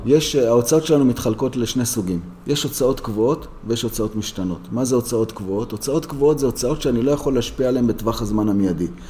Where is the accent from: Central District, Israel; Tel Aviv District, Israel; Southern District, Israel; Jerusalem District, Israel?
Jerusalem District, Israel; Jerusalem; אני גדלתי בירושלים, בשוק מחנה יהודה, והסתובבתי מלא בעיר העתיקה